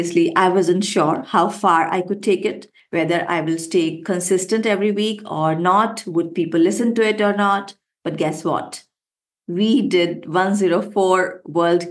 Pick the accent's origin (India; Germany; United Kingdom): India; I love to call myself an Indian woman with wings. Why? Because first, I come from India